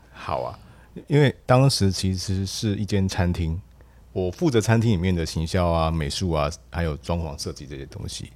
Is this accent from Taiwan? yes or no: yes; Taiwan; 然后我们台湾基本上在这一部分非常的薄弱